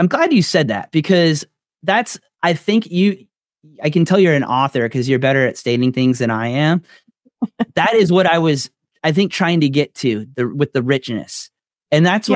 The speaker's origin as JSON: {"language": "English", "region": "Florida", "country": "United States", "said": "I'm from Florida."}